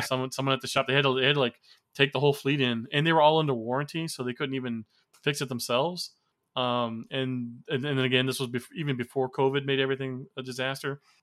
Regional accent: Florida, United States; moved away as an adult; also born or lived in Gary, Indiana; I am from Florida

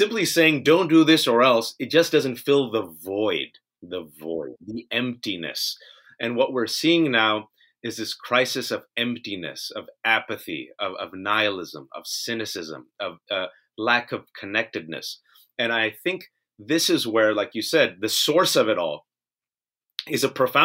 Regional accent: United States; I'm born and raised in America

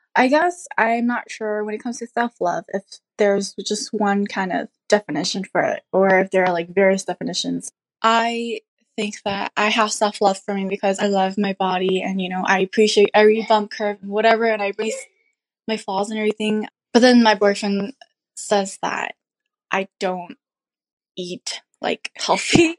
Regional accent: Minnesota, United States; I'm from Minnesota

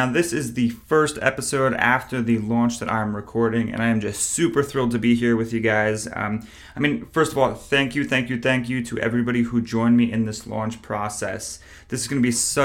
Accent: upstate New York, United States; moved away as an adult; also born or lived in Plattsburgh, New York; now in Charlotte, United States; I am from New York originally, about 2 hours upstate. I live in Charlotte at the point of this recording.

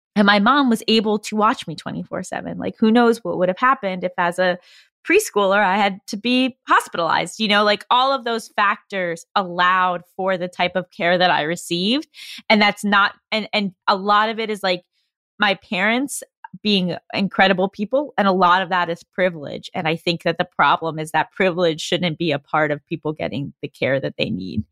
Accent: New York, United States; moved away as an adult; also born or lived in California; I'm originally from New York. I came out to California to do undergrad program at U S C in screenwriting

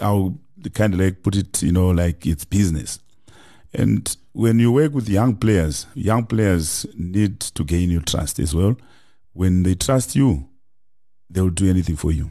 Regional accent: Kadoma, Mashonaland West, Zimbabwe; moved away as an adult; now in South Africa; I grew up in Zim in a small, you know, town called, uh, Kadoma.

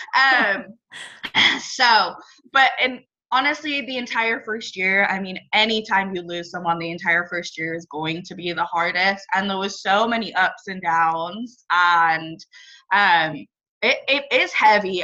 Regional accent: England, United Kingdom; now in Northern California, United States; I grew up in England and now live in Northern California. I've moved around a little bit.

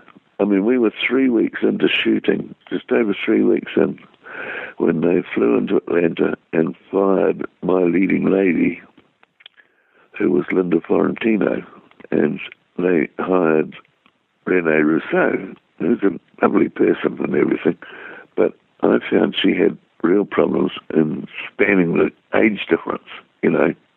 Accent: New Zealand; accent: Kiwi; my Kiwi accent.

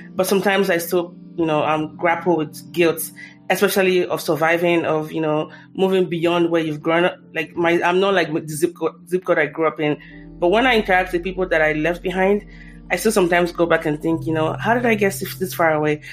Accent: Nigeria; as a Nigerian

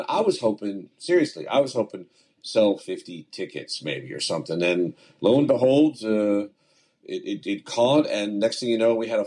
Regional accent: Pasadena, Maryland, United States; also born or lived in Annapolis, Maryland; growing up in the Baltimore, Washington area, specifically, as you said, in Pasadena and Annapolis and that area

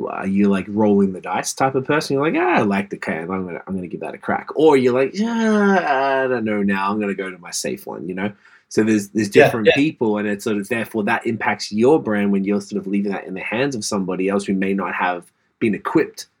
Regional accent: Australia; moved away; We grew up with that in Australia.

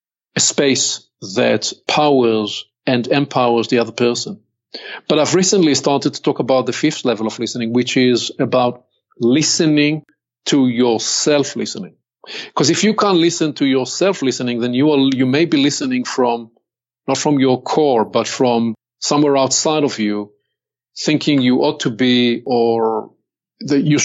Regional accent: Israel; accent: Hebrew; English is a second language; I'm born and raised in Israel.

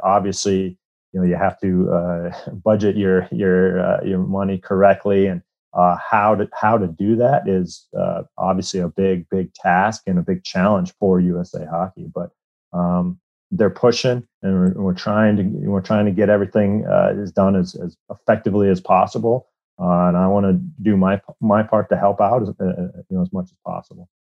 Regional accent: Iowa, United States; I grew up in Iowa

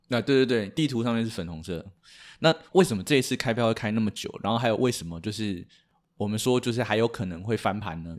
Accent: Taiwan; 我们身为台湾人

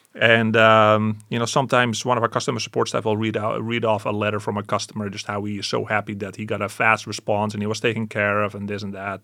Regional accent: Canada; I'm Canadian

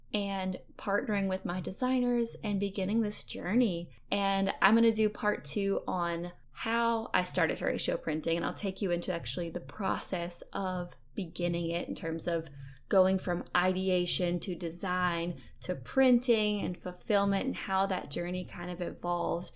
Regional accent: Fairhope, Alabama, United States; I'm from Fairhope, Alabama. It's a beautiful town on the Gulf Coast in Alabama

